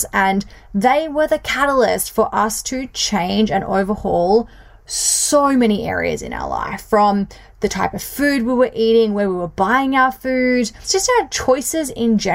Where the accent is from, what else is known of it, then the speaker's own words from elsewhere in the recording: Bunbury, Western Australia, Australia; also born or lived in Perth; I was born and grew up in a country town, which is not really country anymore, but in a town that is a couple of hours south of Perth in Bunbury, Western Australia